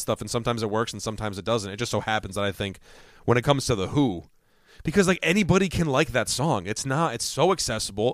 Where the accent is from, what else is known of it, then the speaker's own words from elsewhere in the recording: Connecticut, United States; as New Englanders